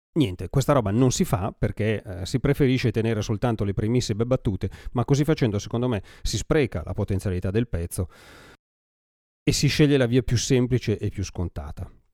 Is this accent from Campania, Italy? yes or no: no; Brianza, Lombardy, Italy; accent: Brianzolo dialect; il mio dialetto fa un po' schifo